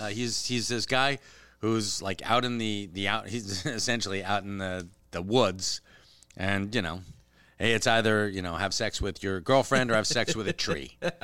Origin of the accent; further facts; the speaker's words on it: Canada; hey, you know, I'm Canadian. I don't really care.